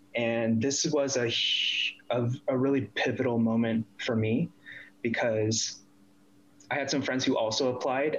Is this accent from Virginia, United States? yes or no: yes; DC area, Northern Virginia, United States; moved away as an adult; also born or lived in San Francisco, United States; now in Toronto, Canada; I was born in Northern Virginia, DC area